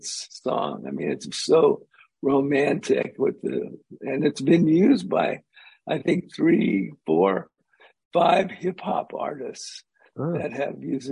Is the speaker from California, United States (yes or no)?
yes; Los Angeles, California, United States; we grew up in Hollywood with them